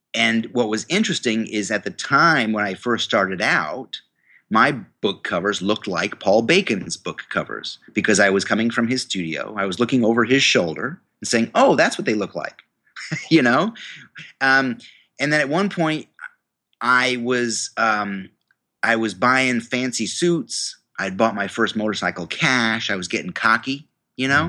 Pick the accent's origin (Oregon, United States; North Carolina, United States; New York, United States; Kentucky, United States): New York, United States; I went to the university in my hometown, um, a state university of New York.